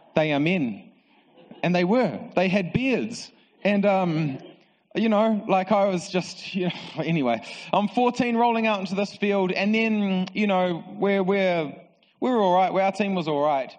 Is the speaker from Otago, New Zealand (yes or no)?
no; Palmerston North, Manawatū-Whanganui, New Zealand; So I grew up in Palmerston North and I uh, went to Palmerston North Boys High School